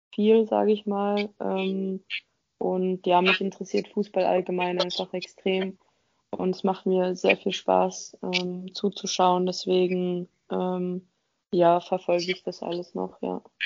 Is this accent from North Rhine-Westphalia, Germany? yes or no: yes; Dortmund, North Rhine-Westphalia, Germany; moved away; also born or lived in Offenbach; ich komme aus Dortmund